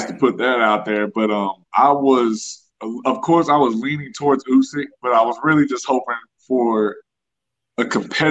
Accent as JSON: {"language": "English", "town": "Killeen", "region": "Texas", "country": "United States", "tie": "born or raised there", "also_born_or_lived": "St. Louis, Missouri, United States", "lives_now": "Houston, United States", "said": "I've lived in Killeen almost my whole life"}